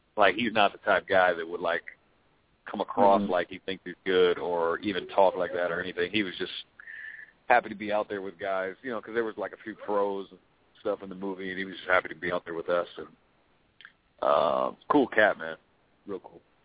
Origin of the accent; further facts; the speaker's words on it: Oregon, United States; my home state. They came to Oregon.